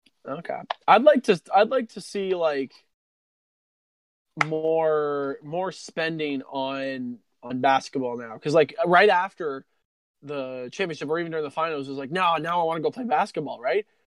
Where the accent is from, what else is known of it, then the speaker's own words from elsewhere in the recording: Canada; Like I'm identified more as Canadian, like third generation Canadian here.